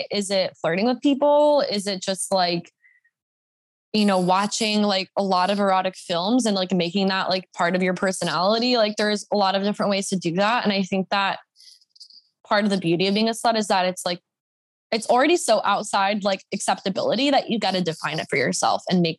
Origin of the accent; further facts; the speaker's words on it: the Bible Belt, United States; now in Los Angeles, United States; I wasn't really like fully in my slut era until I moved to LA, and I grew up in the Bible Belt